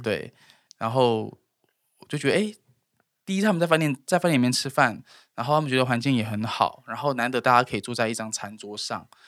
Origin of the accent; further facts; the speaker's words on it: Tainan, Taiwan; moved away; 我们台南人